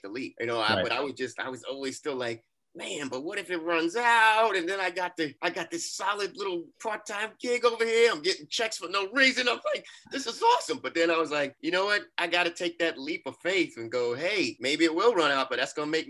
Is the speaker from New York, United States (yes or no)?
yes; New York City, New York, United States; I'm from Brooklyn